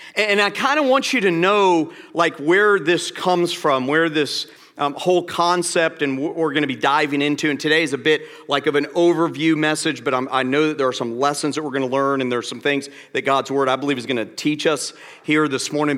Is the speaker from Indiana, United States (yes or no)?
no; Atlanta, Georgia, United States; I'm from Atlanta